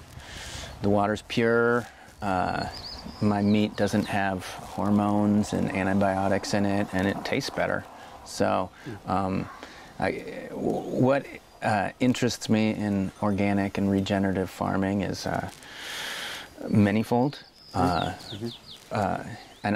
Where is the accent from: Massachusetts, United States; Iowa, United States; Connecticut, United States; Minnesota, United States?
Iowa, United States; now in Oregon, United States; growing up in Iowa and being surrounded by corn